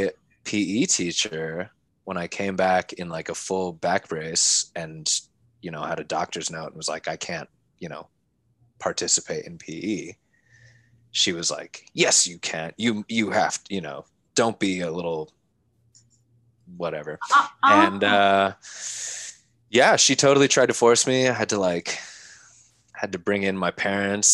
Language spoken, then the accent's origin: English; Palo Alto, California, United States; also born or lived in San Francisco; now in Los Angeles, United States; I was born in San Francisco, and then I grew up in Palo Alto